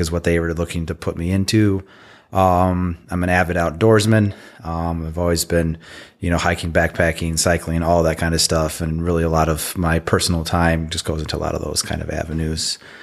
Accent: Michigan, United States; I'm from Michigan, born and bred.

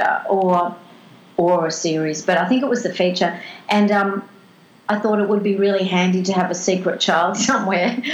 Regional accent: Melbourne, Victoria, Australia; moved away as an adult; now in Byron Bay, Australia; I grew up in Melbourne, and I've been living further up the coast but for 20 years

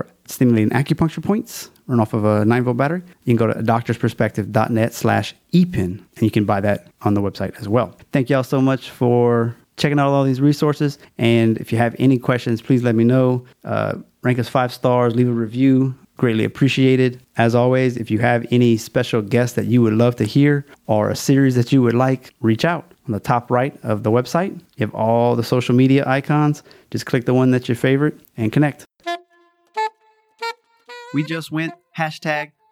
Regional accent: Louisiana, United States; It's my home state

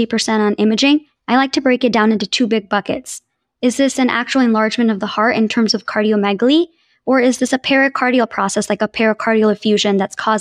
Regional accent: New Jersey, United States; moved away as an adult; also born or lived in Albany; now in Boston, United States; I grew up in New Jersey

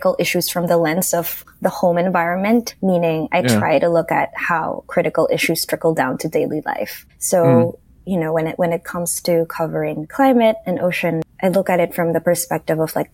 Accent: Manila, Metro Manila, Philippines; English is a second language; I grew up in Manila

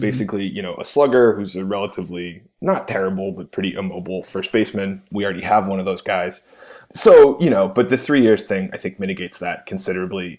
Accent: Cleveland, Ohio, United States; I am from Cleveland

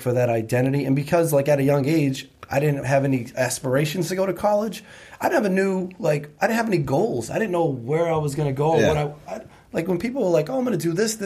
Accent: New Bedford, Massachusetts, United States; I grew up in New Bedford, Mass.

